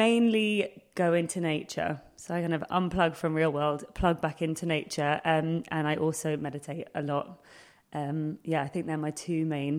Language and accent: English; London, United Kingdom; I grew up in Hackney